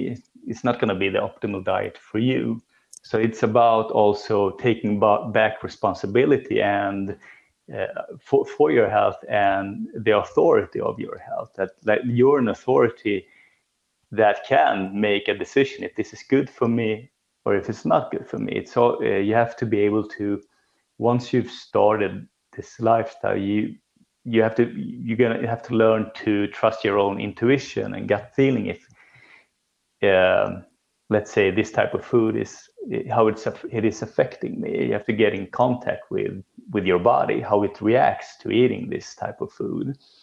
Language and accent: English; Sweden; growing up in Sweden